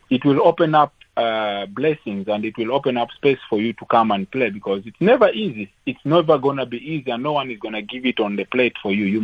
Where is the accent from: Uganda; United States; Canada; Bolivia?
Uganda; English is a second language; now in South Africa; I came from from from Uganda. I came to South Africa and mm. played for SuperSport for mm. for four years